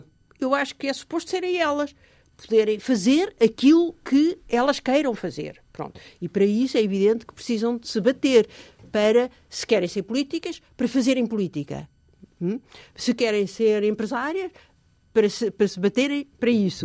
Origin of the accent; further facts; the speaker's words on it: Portugal; moved away as an adult; eu sou portuguesa